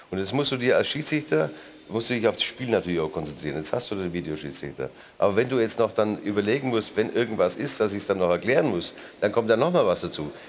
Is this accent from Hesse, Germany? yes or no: yes; Frankfurt, Hesse, Germany; Ob ich das nun mag als Frankfurter